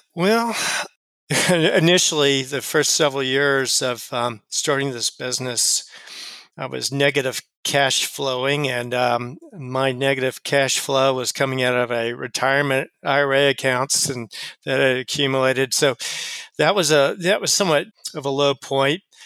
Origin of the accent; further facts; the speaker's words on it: Austin, Texas, United States; moved away as an adult; also born or lived in Chicago; now in Cincinnati, United States; I was from Texas. I grew up in um, in in Austin, Texas